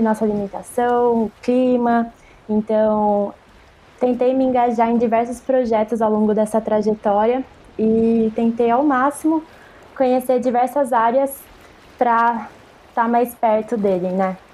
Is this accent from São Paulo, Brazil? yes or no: yes; Jundiaí, São Paulo, Brazil; moved away as an adult; now in Santos, Brazil; Sou de Jundiaí, São Paulo, do interior de São Paulo, e mudei para Santos